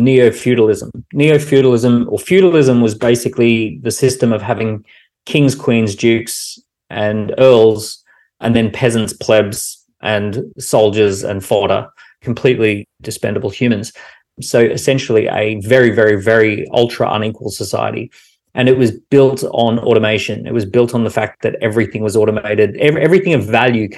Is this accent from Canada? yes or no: no; Australia; Growing up in Australia, I was guaranteed education and I was guaranteed healthcare